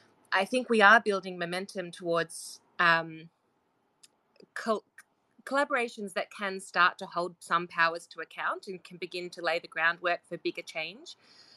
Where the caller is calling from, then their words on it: Australia; I'm calling in from Australia as well.